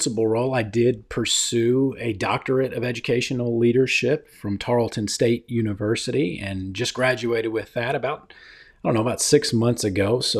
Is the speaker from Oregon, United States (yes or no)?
no; Texas, United States; also born or lived in Hawaii / Washington, D.C.; So I've spent most of my life in the great state of Texas. I was born in Hawaii and lived in Washington, D.C. really for the first part of my adolescence.